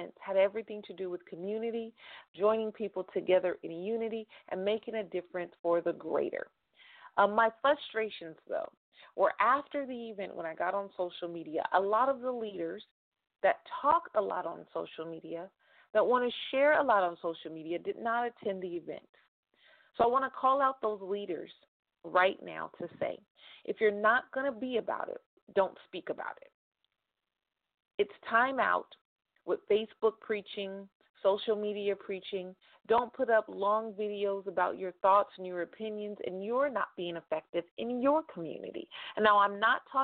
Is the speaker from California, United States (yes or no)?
yes; Stockton, California, United States; right here in my hometown in Stockton, California